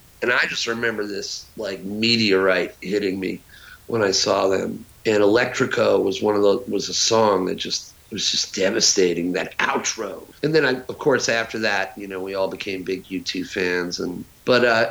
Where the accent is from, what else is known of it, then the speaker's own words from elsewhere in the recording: Huntington, New York, United States; where I lived, I'm from Huntington, Long Island